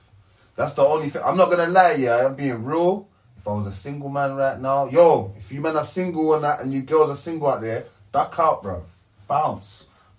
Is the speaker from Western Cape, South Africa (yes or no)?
no; Johannesburg, Gauteng, South Africa; I'm from Joburg.